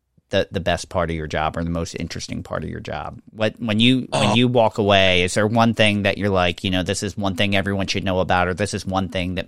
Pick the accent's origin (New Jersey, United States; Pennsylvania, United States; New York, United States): Pennsylvania, United States; Bucks County; accent: Northeast; I grew up in Bucks County, and my fiance, every now and then, she's like, oh, you're sounding a little Northeast.